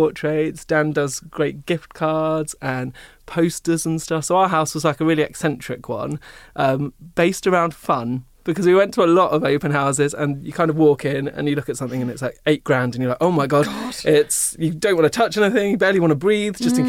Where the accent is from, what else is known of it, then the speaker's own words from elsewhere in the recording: Seaford, South East England, United Kingdom; also born or lived in Brighton; growing up in Seaford, I was told you have to be either a banker or this